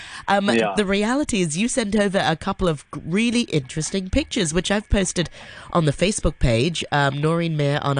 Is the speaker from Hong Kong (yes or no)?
yes; Hong Kong; growing up in Hong Kong